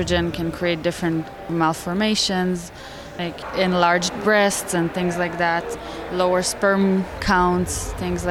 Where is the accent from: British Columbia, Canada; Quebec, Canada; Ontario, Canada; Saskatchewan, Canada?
Quebec, Canada; Montreal; And we're both from Montreal